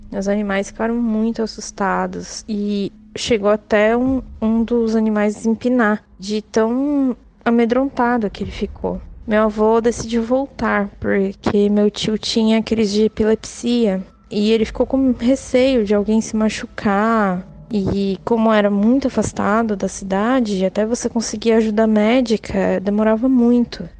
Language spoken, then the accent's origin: Portuguese; Ibiúna?, São Paulo, Brazil; eu sou de Chibaia, São Paulo